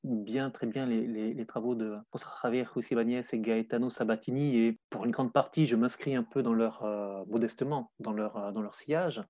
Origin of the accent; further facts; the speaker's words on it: France; je suis français, j'ai euh, travaillé pour essentiel dans un, dans un cadre académique